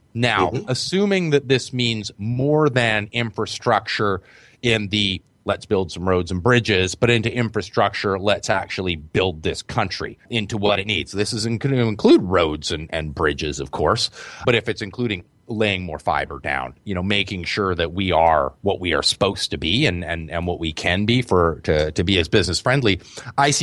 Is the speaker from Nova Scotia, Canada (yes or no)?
no; Victoria, British Columbia, Canada; I'm from Victoria